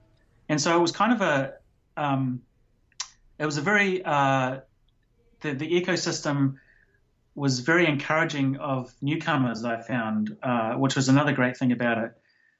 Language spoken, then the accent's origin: English; New Zealand; And the fact that I was from New Zealand, there was this nobody from New Zealand writing stuff about technology